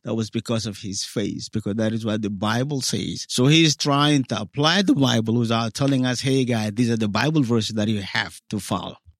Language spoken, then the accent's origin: English; South Sudan; moved away as an adult; also born or lived in Cairo, Egypt; now in United States; I came from Sudan, from the part that happened to be South Sudan now.